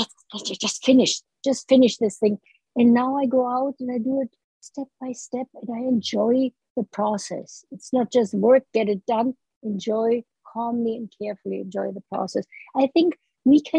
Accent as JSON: {"language": "English", "region": "Berlin", "country": "Germany", "tie": "born or raised there", "moved": "as an adult", "lives_now": "Canada", "said": "growing up in the Hitler's Nazi Germany, then the post-war years, you know, in ravaged Berlin, lonely childhood, to early adulthood. As a, you know, I was a part of that wave of struggling German immigrants in Canada"}